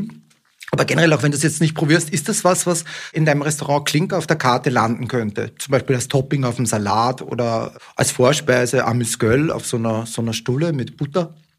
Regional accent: Austria; now in Germany; ich komme aus einem Land, aus Österreich ursprünglich

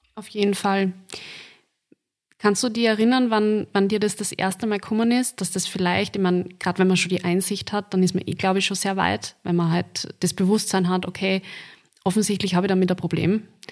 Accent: Linz, Upper Austria, Austria; So wie ich, aus dem wunderschönen Linz

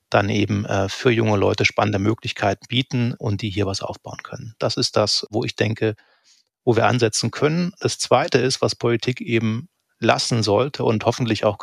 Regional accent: East Germany, Germany; habe ich mir nicht abgewöhnt, wie manche ja wohl das auch getan haben, um mhm. nicht aufzufallen als Ossi.

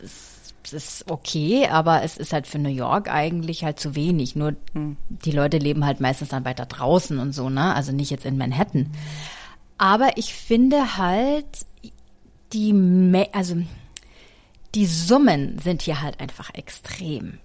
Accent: Germany; now in United States; bei uns in Deutschland

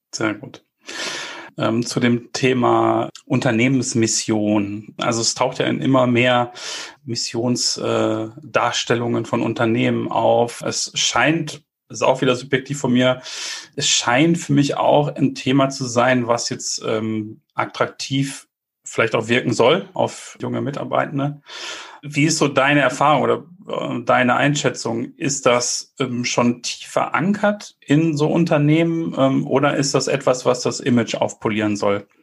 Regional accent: Bielefeld, North Rhine-Westphalia, Germany; also born or lived in Munich; als äh, Bielefelder

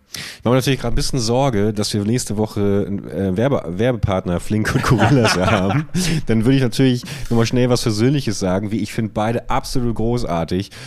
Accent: Buchholz in der Nordheide, Lower Saxony, Germany; moved away; in meiner alten Heimatstadt Buchholz

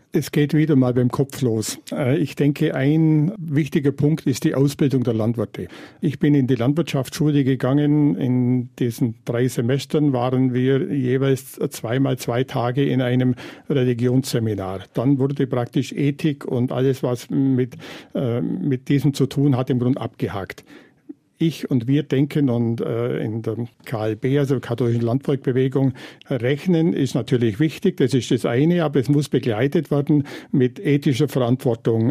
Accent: Bavaria, Germany; In meiner Klimaregion, also im Voralpenland

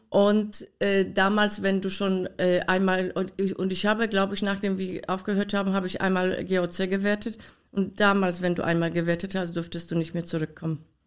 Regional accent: Poland; German is a second language; now in Germany; meinen Akzent kann ich nicht loswerden, leider. Ich bin in Polen geboren

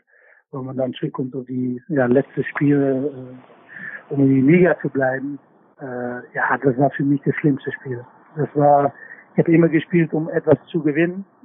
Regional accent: Netherlands; ich bin natürlich aufgewachsen bei Ajax und mit ganz viel Druck und wie eigentlich alle in Holland.

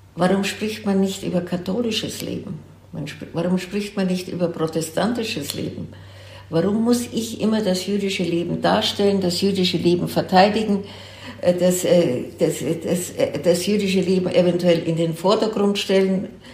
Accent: Germany; also born or lived in Franconia / Munich; dass das meine Heimat ist und dass meine Familie schon drei, vier Generationen zurückverfolgt werden kann im fränkischen Bereich

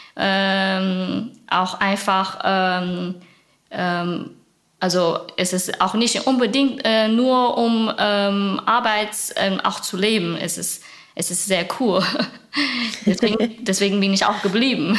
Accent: China; German is a second language; moved away as an adult; now in Berlin, Germany; Ich komme original aus China vor sieben Jahren

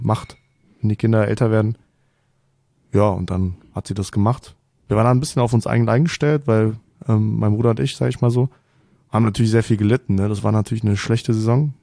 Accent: Kolding, Southern Denmark, Denmark; first language Danish and German (bilingual); ich bin geboren in Colling, das ist äh, eine Stunde nördlich von, von Flensburg.

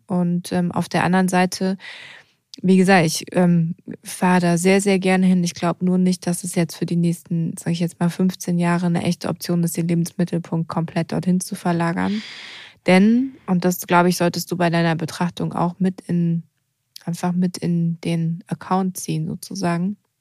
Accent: Odenwald, Germany; moved away

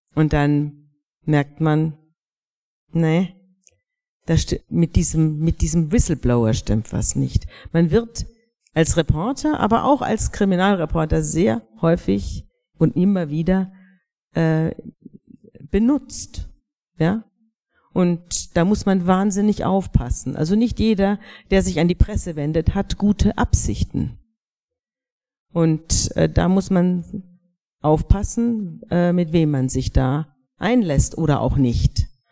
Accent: Bavaria, Germany; Wir sind alle aus Bayern

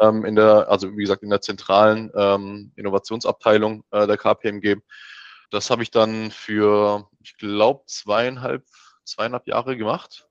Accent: Heilbronn, Baden-Württemberg, Germany; moved away as an adult; also born or lived in Mannheim / Leeds; ich komme ja ursprünglich aus, ähm, aus Heilbronn, bin also quasi gebürtiger, gebürt, äh, gebürtiger Schwabe, ähm, bin dort geboren, aufgewachsen, Abi gemacht

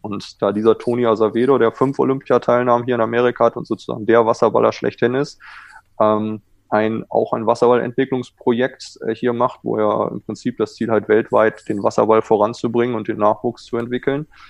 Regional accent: Germany; accent: German; moved away as an adult; now in California, United States; mein deutscher Akzent

